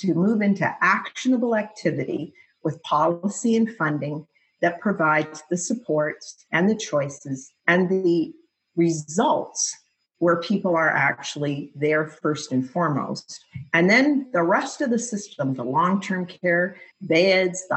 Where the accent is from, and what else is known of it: Canada